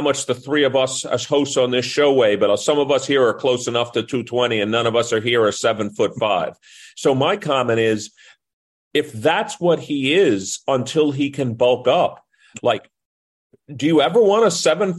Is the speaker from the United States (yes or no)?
yes; New York City, New York, United States; I grew up as a kid or a kid as a young man in New York City. Well, I grew up in New York watching Patrick Ewing